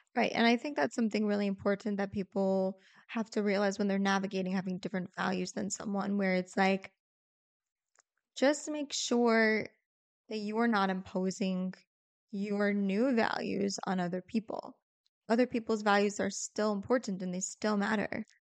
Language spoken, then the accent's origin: English; St. Louis, Missouri, United States; first language English; how rooted we are in Saint Louis